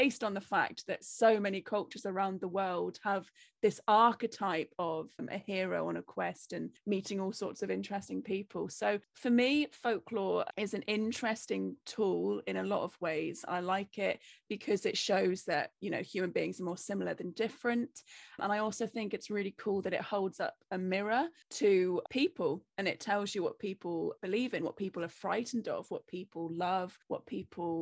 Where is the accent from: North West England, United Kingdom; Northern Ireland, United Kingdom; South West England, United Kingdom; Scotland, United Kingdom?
South West England, United Kingdom; Cornwall; also born or lived in Wales; I'm Cornish